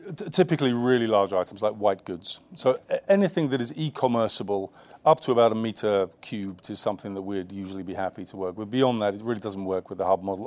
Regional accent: London, United Kingdom; I grew up in the East End of London

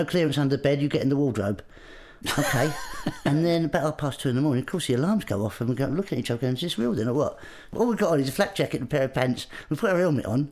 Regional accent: Grays, East of England, United Kingdom; I grew up in Essex in Grays.

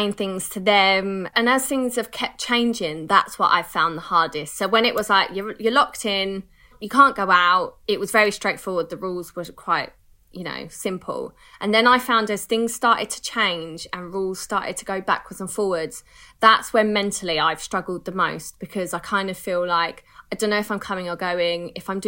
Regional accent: United Kingdom; We're so British

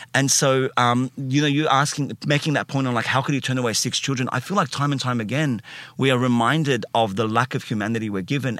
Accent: Sydney, New South Wales, Australia; I uh, grew up in, uh, Alexandria first. So, not Alexandria in Egypt

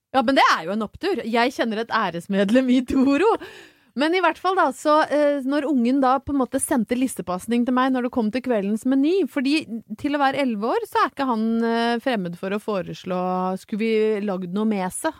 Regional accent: Brøttum, Innlandet, Norway; når jeg vokste opp på Brøttum

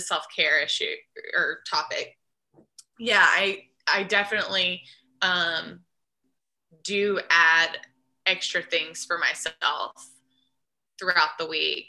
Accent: Nashville, Tennessee, United States; I grew up in Nashville in the school bus for first couple of years of school, when we lived by that shop

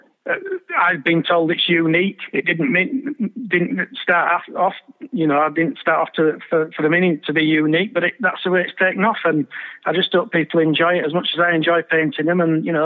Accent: Bradford, Yorkshire and the Humber, United Kingdom; my hometown club and being there week in, week out with my dad

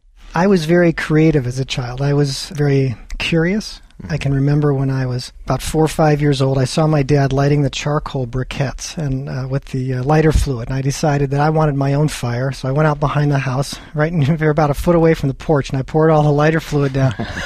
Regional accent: Wisconsin, United States; also born or lived in California; I grew up in a small town in Wisconsin, a little town of 800 people, farming community. I was actually born in California, but we moved quite a number of times because my father was a chemical engineer.

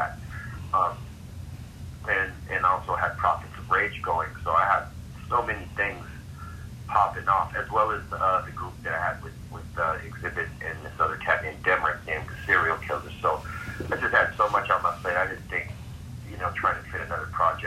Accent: Los Angeles, California, United States; regular, you know, kids growing up in Los Angeles

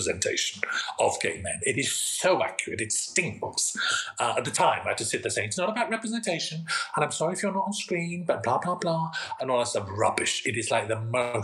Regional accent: Swansea, Wales, United Kingdom; moved away; also born or lived in Manchester; I'm from Swansea. I live in I spent half the year in Manchester, half the year in Swansea

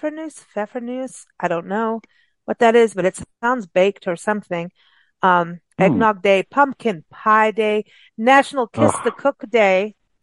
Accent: England, United Kingdom; also born or lived in South Africa; Now, malt vinegar, I grew up with that in England and South Africa on, on chips, which is like a fat French fry.

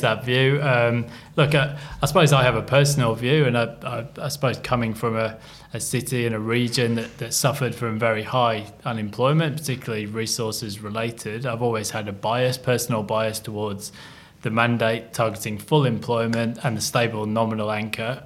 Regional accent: England, United Kingdom; moved away as an adult; now in Australia; I'm an Englishman

